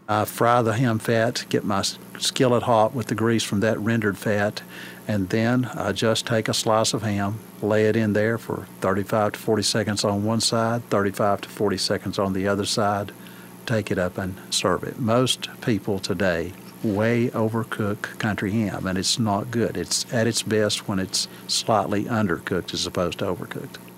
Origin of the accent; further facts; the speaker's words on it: Scott County, Virginia, United States; moved away as an adult; now in Madisonville, United States; the house I was born in there in Scott County